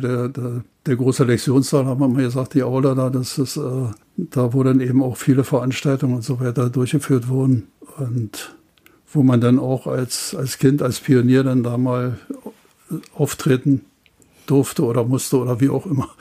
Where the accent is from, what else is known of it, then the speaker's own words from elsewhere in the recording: Bernau, Brandenburg, Germany; ich war damals vier Jahre alt, knapp vier Jahre alt, und seitdem haben wir hier auch gewohnt und äh, ich habe praktisch meine ganze Kindheit hier im, auf dem Gelände der Bundesschule, später dann Hochschule der Gewerkschaften verbracht